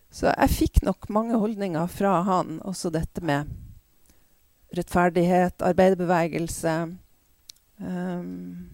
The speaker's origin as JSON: {"language": "Norwegian", "town": "Bodø", "region": "Nordland", "country": "Norway", "tie": "born or raised there", "said": "Jeg vokste opp i Bodø da, på 50- og 60-tallet"}